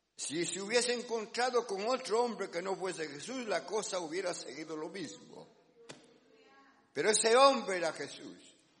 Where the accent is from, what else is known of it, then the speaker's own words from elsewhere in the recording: Guatemala; los que somos de Guatemala